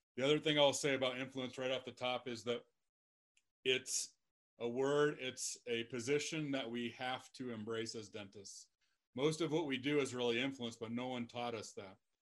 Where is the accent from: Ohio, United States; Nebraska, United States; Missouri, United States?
Nebraska, United States; Lexington; moved away; my hometown of Lexington, Nebraska